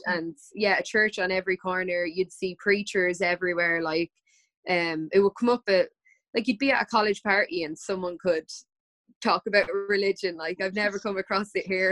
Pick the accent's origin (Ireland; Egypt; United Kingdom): Ireland; also born or lived in United States; We were two only Irish people